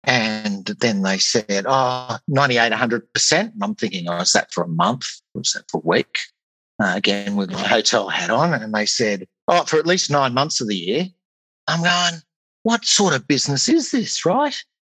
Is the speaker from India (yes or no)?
no; Australia; accent: Australian; moved away as an adult; now in United Kingdom; My accent probably gives that away, I would think. So yes, I'm an Australian in the UK, right? Well, maybe we'll start there. I've been in the UK now for a little over 10 years.